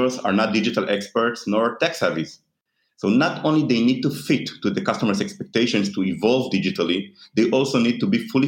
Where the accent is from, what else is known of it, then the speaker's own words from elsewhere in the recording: Israel; I am born and raised in Israel